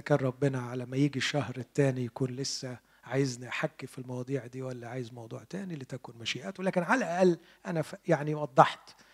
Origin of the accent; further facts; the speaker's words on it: Egypt; عندنا في مصر